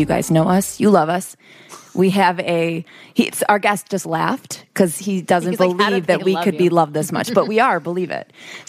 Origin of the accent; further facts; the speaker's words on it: Utica, New York, United States; I'm from Utica.